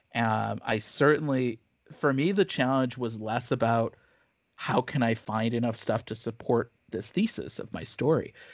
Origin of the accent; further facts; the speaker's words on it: Missouri, United States; moved away; I grew up, I grew up in Missouri